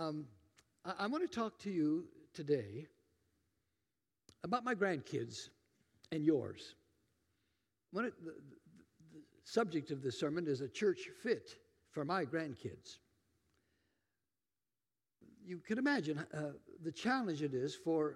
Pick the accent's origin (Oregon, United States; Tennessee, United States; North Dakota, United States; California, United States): Oregon, United States; Tillamook; moved away; I'm from Tillamook, Oregon. Anybody know about Tillamook cheese? That's my hometown.